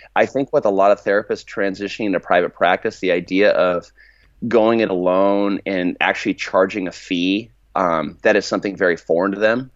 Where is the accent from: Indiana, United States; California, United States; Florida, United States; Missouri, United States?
California, United States; I'm from California, but, like, we're, my, my family's actually from Arkansas